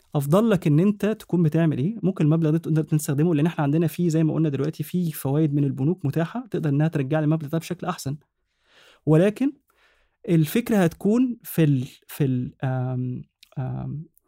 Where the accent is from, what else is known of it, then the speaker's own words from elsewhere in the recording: Egypt; عندنا في مصر